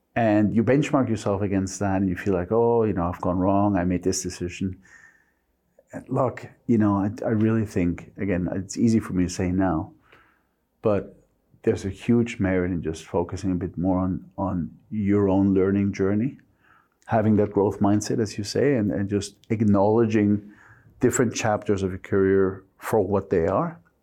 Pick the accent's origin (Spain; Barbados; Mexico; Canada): Mexico; English is a second language; moved away as an adult; also born or lived in United States; now in London, United Kingdom; I was born and raised to German parents in Mexico